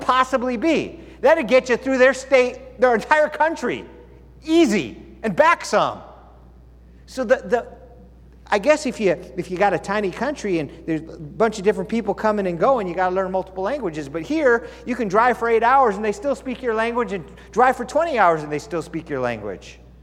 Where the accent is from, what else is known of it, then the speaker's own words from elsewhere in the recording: United States; also born or lived in California / Arizona; I was from America and I used to live in California, I live in Arizona